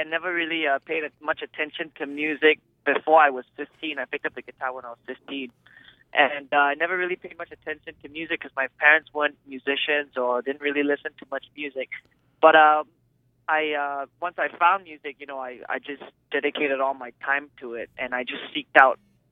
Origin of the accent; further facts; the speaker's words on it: Singapore; moved away as an adult; also born or lived in Chicago, United States; now in Boston, United States; I was born in Chicago. I was raised in Singapore.